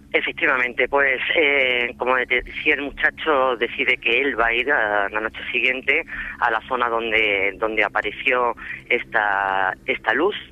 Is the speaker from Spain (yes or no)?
yes; Extremadura, Spain; yo soy extremeña, eh, adoro mi tierra